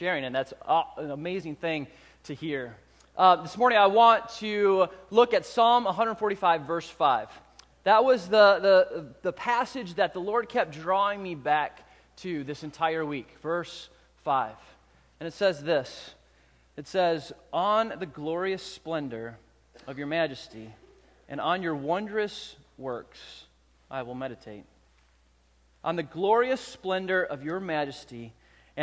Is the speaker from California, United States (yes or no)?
yes; Southern California, United States; in the 80s, I was a young man growing up in Southern California.